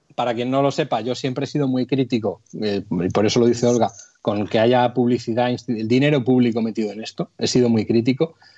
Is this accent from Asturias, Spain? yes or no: no; Santoña, Cantabria, Spain; el ayuntamiento de Santoña, de mi pueblo